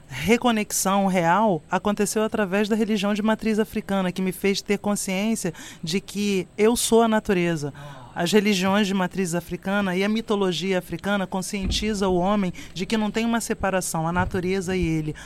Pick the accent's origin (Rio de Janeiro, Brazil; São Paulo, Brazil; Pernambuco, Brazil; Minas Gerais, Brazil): Rio de Janeiro, Brazil; Baixada Fluminense; eu venho da Baixada Fluminense, do Corte 8, um lugar onde eu não tinha acesso à arte